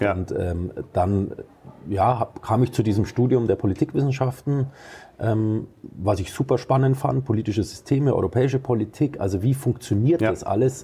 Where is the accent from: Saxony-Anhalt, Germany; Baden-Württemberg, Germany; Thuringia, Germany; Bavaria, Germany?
Bavaria, Germany; Arzberg; moved away; Ich bin gebürtiger Oberfranke. Ich okay. komme aus Arzberg, Landkreis Wunsiedel mhm. im Fichtelgebirge